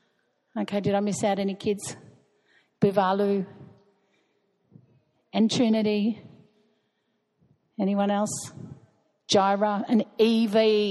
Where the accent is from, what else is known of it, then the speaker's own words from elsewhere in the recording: Australia; we're Australian